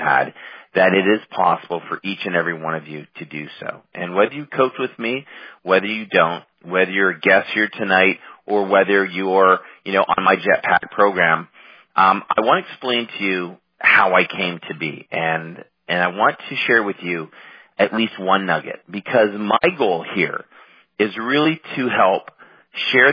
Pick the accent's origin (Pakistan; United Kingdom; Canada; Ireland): Canada; moved away as an adult; now in United States; I'm Canadian, living in the States now.